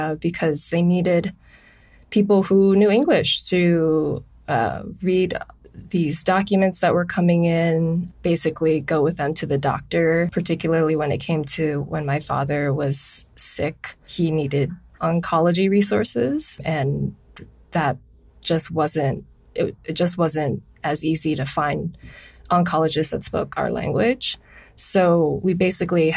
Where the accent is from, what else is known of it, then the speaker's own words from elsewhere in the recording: Honolulu, Hawaii, United States; I'm from Honolulu, Hawaii.